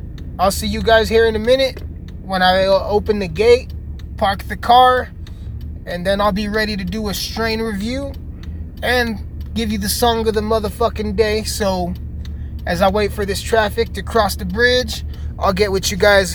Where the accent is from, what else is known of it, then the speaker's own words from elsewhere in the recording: Alamosa, Colorado, United States; also born or lived in Montrose, Colorado; That's Alamosa, baby. It fucking sucks. My hometown sucks